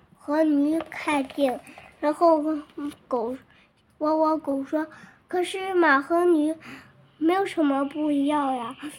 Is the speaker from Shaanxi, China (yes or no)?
yes; Weinan, Shaanxi, China; 我是来自陕西渭南的小朋友